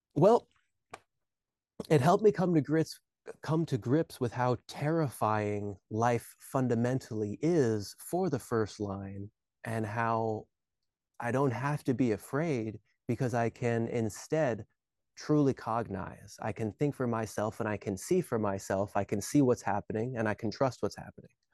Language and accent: English; Alaska, United States; moved away as an adult; also born or lived in Hawaii; I was born and raised in Alaska